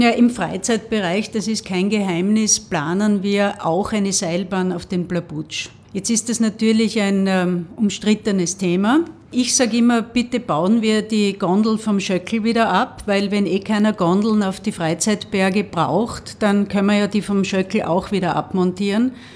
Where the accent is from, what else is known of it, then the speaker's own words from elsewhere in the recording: Graz, Styria, Austria; ich bin in so einer Hochhaussiedlung aufgewachsen im Süden von Graz